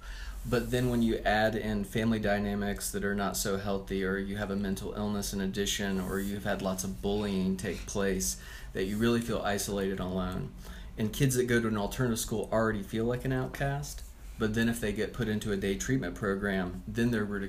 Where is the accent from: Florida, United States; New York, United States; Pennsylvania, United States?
Pennsylvania, United States; So originally, I'm from Pennsylvania.